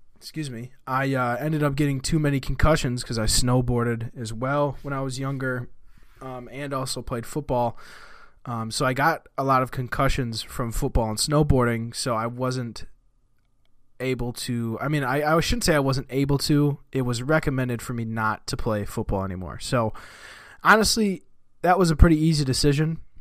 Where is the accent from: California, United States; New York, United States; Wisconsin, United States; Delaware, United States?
Wisconsin, United States; Marshfield; I was born in a town called Marshfield, Wisconsin. Um, I am from Wisconsin. I still live in Wisconsin. I've lived in Wisconsin my whole life